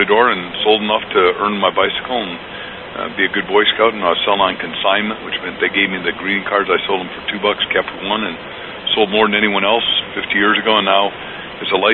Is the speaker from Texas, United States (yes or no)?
no; Waukegan, Illinois, United States; I was born in a little place called Waukegan, Illinois, about 60 miles north of Chicago